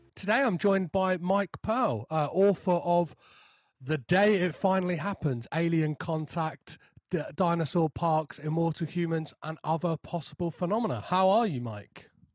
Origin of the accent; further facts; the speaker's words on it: United Kingdom; as like a British person